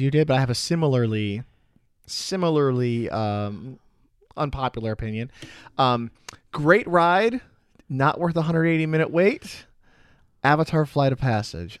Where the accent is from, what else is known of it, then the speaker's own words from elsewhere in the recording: Chicago, Illinois, United States; now in Florida, United States; I'm from Chicago